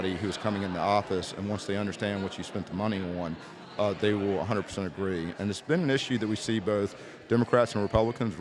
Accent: Rice, Virginia, United States; my hometown

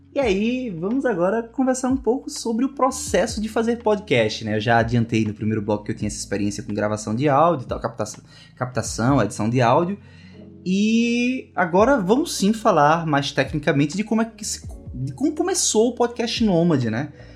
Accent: Caruaru, Pernambuco, Brazil; eu sou de Caruaru, Pernambuco

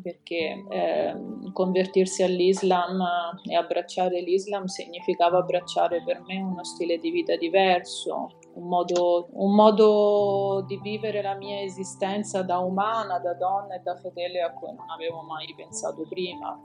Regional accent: Sicily, Italy; also born or lived in Rome; sono italiana, se questo può essere utile, è nata a Roma sì. e cresciuta in Sicilia

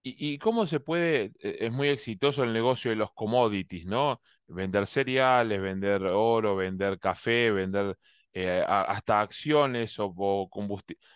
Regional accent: Argentina; now in Miami, United States; como decimos en Argentina, en mi país

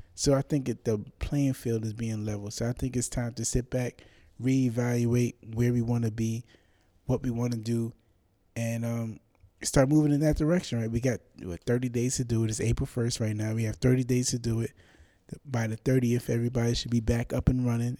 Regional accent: New York City, New York, United States; I'm from the Bronx

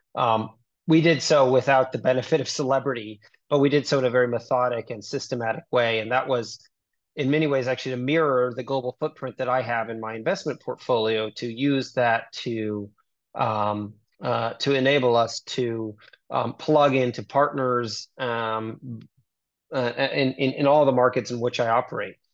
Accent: United States; moved away; also born or lived in Singapore / China; I'm American, but I've never worked in America

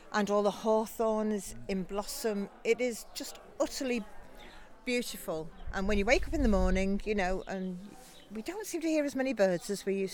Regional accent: Liverpool, North West England, United Kingdom; moved away as an adult; now in Sunderland Point, United Kingdom; being born and brought up in Liverpool, on a street

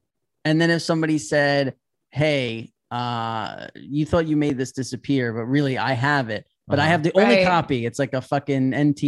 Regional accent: New York, United States; In New York, we never had anything.

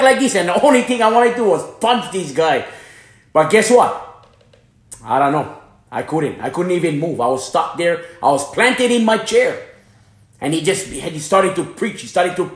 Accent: Hana, Hawaii, United States; moved away; also born or lived in Florida; I'm from Hawaii. I'm born and raised in Hana, Maui

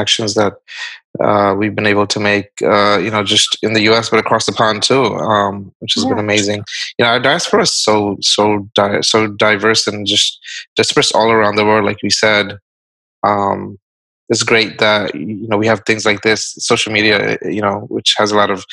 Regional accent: Barisal, Barisal Division, Bangladesh; moved away; I was born in Borishal, so it's like south east

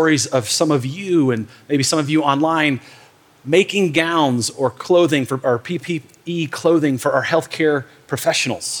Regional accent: Michigan, United States; I grew up in Michigan in the north

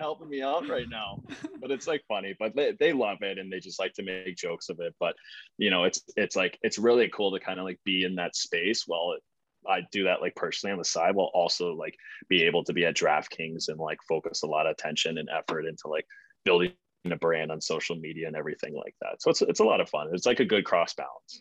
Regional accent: St. Louis, Missouri, United States; moved away as an adult; now in Boston, United States; I'm from St. Louis, like born and raised there, like literally Midwest

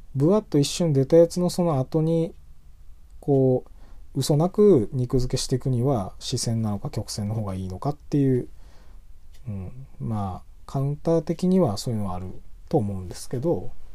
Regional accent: Tohoku, Japan; 東北人として

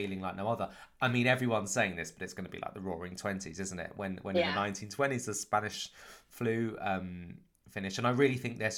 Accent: Canterbury, South East England, United Kingdom; I grew up in Canterbury in Kent, a couple of hours outside of London

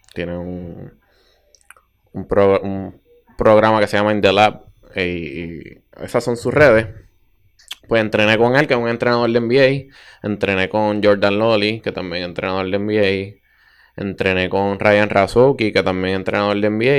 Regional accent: Bayamón, Puerto Rico; soy de Bayamón eh, naturalmente, actualmente vivo en Bayamón

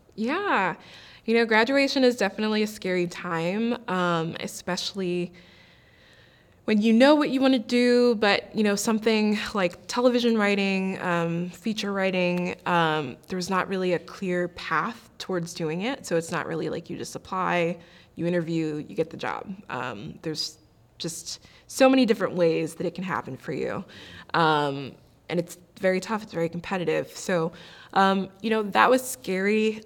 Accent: Maryland, United States; moved away as an adult; also born or lived in Pittsburgh, Pennsylvania; now in Los Angeles, United States; I am originally from Maryland.

